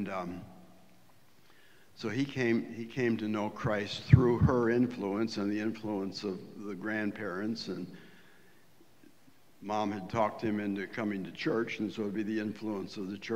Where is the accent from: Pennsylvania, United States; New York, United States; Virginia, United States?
New York, United States; Wellsville; moved away; Wellsville, New York, a little town on the southern tier of New York State, about halfway between Binghamton and Jamestown